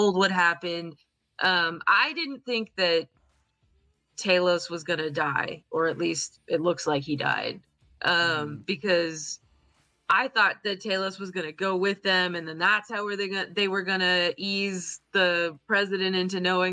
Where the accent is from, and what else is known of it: United States